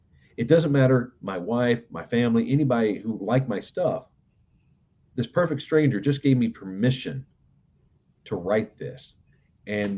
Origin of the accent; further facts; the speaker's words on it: Southern West Virginia, United States; moved away as an adult; I grew up in Southern West Virginia